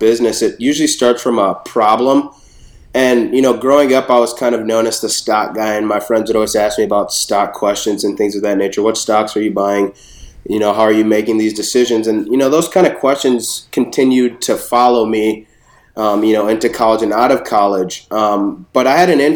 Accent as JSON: {"language": "English", "town": "Minneapolis", "region": "Minnesota", "country": "United States", "tie": "born or raised there", "also_born_or_lived": "Bronx, New York", "said": "I was born in the Bronx, but raised in Minneapolis"}